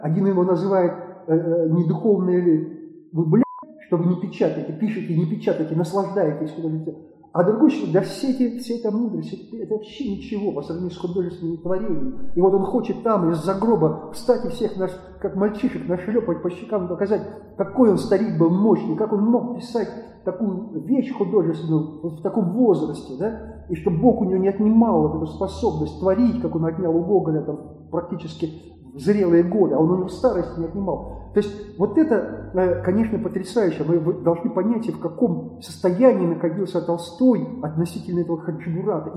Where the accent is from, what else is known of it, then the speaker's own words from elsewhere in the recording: Novocherkassk, Rostov Oblast, Russia; до Новочеркасска, моего родного города